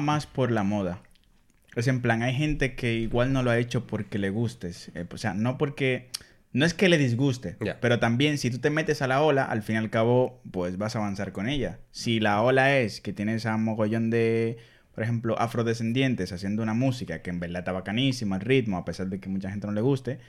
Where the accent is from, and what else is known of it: Dominican Republic; born or raised there; accent: Dominican; now in Spain